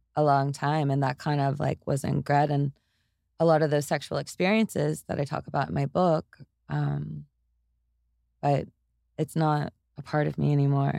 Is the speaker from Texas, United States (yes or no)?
yes; Tyler, Texas, United States; now in Austin, United States; I grew up in Tyler, Texas, and over in East Texas, it's, it's kind of brutal